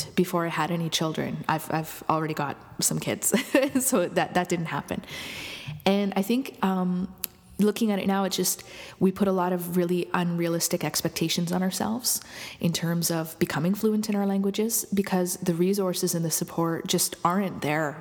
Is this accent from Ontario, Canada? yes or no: no; Lac Sainte Anne, Alberta, Canada; now in Montreal, Canada; I'm Métis from Lac Saint Anne, Alberta, although I'm living here in Montreal right now